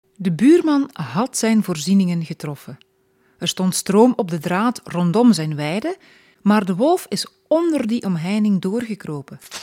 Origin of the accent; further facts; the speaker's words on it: Flanders, Belgium; also born or lived in Stekene, East Flanders (lives nearby); bij ons in Vlaanderen